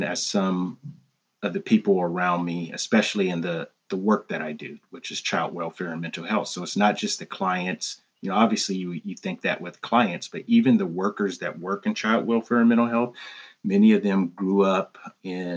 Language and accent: English; Pasadena, California, United States; I was born and raised in Pasadena, California, also called the Crown City